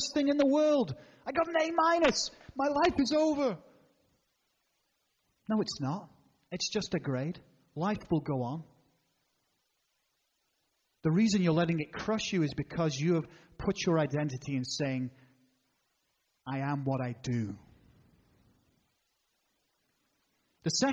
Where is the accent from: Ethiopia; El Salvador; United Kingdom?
United Kingdom; England; I'm an Englishman